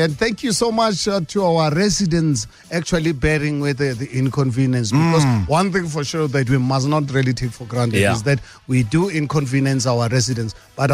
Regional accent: South Africa; as a South African

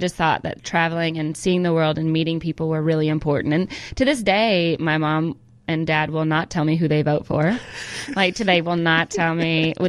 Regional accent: California, United States; born there

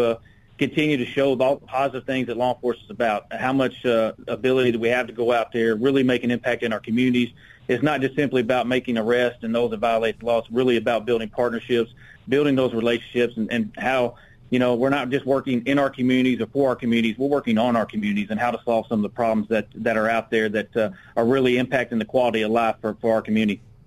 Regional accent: Little Rock, Arkansas, United States; I'm from Little Rock, born and raised here, uh, been here my entire life

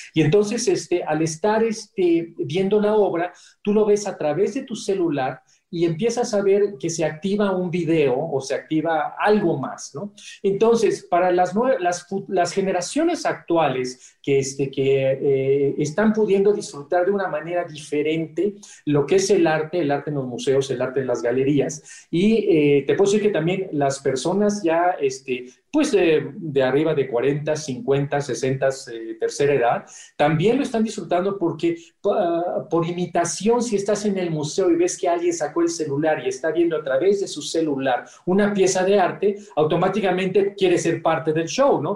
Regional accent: Mexico; moved away as an adult; also born or lived in Saudi Arabia; como mexicano

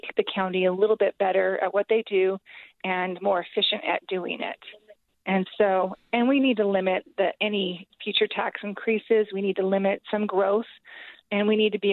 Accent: Kearns, Utah, United States; I come from Kearns, and in Kearns, we don't have money

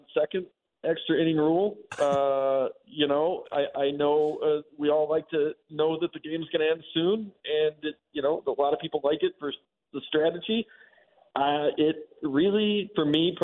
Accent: Chicago, Illinois, United States; when I was a kid growing up in Chicago

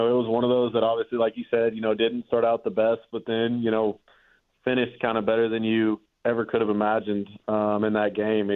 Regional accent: Arkansas, United States; growing up in Arkansas

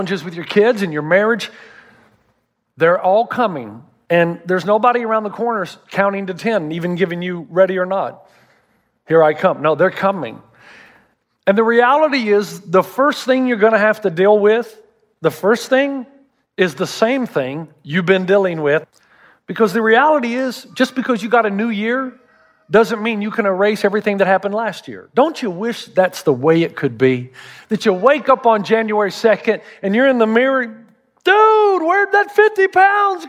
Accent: the South, United States; I'm from the South

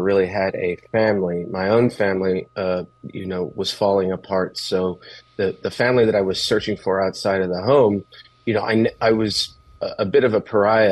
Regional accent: Los Angeles, California, United States; I grew up in East L.A.

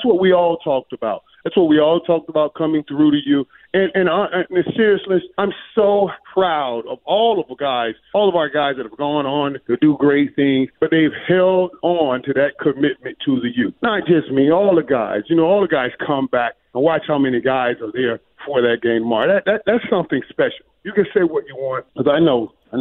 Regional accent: Dallas, Texas, United States; my hometown, Dallas

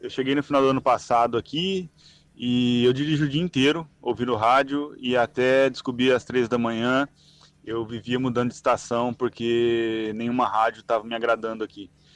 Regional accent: Brazil; moved away as an adult; now in Portugal; sou brasileiro

